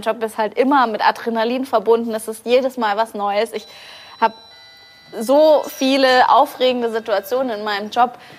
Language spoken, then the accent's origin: German; Bavaria, Germany; ich bin in Bayern geboren und ja. aufgewachsen